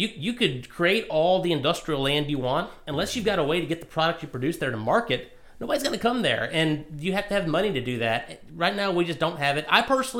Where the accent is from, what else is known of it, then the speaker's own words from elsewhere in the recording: Virginia, United States; moved away as an adult; also born or lived in Paducah, Kentucky; now in Kentucky, United States; I was born in Kentucky, grew up in Virginia.